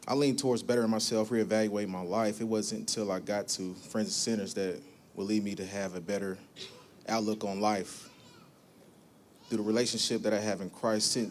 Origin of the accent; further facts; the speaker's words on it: Evansville, Indiana, United States; I'm from Evansville, Indiana. I'm born and raised. I grew up in a household of seven boys, one girl.